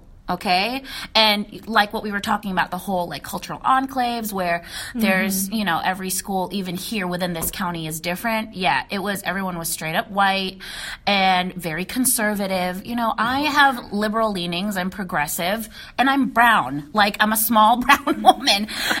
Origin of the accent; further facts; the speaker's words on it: United States; because, yeah, I'm Filipino, and yes, I'm American, but I feel like it's a different breed when you're Filipino-American.